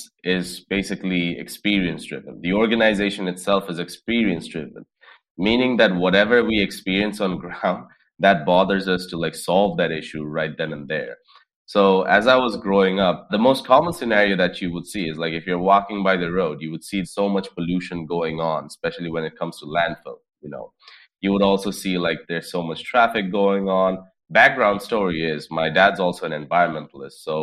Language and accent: English; Dhaka, Dhaka Division, Bangladesh; I grew up in Dhaka, which is the capital of Bangladesh